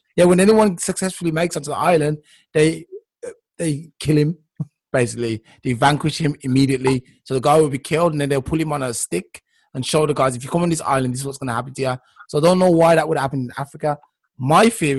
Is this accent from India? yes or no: no; England, United Kingdom; I'm from England